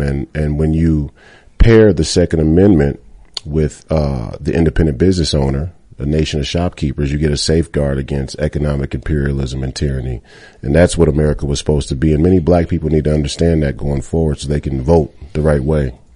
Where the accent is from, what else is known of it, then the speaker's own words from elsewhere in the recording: Minnesota, United States; Duluth, Minnesota, my, my, my home state